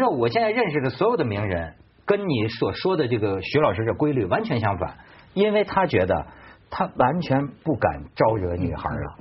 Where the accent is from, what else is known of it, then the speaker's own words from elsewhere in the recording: China; 我们中国人先说